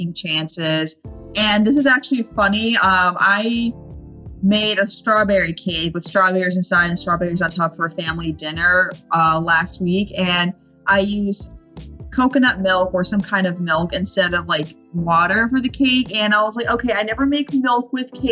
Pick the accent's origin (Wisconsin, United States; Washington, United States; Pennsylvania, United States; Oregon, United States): Pennsylvania, United States; Philadelphia; moved away as an adult; now in Los Angeles, United States; I am an East Coast girl, born and raised from Philadelphia, came up to Los Angeles about 3.5 years ago